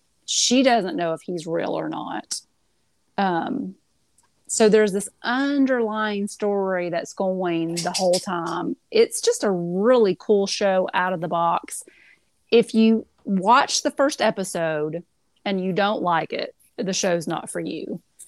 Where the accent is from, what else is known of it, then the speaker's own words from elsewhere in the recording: Tennessee, United States; I'm from East Tennessee.